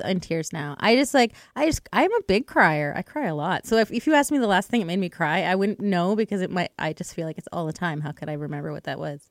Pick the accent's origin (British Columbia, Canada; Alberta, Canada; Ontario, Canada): Alberta, Canada; Edmonton; I grew up in Edmonton